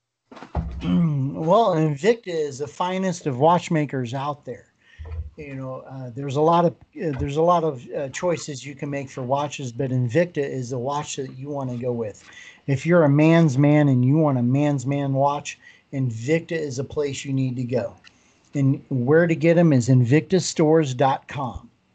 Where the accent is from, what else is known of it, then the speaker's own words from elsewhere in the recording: Colorado, United States; moved away; I was originally born in Colorado